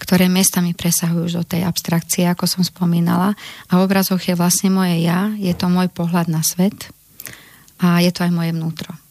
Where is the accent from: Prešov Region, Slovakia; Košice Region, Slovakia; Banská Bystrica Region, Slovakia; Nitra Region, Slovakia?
Nitra Region, Slovakia; Želiezovce; som sa narodila, aj bývam, aj tvorím v malebnom malom mestečku v južnom, na južnom Slovensku, v Želiezovce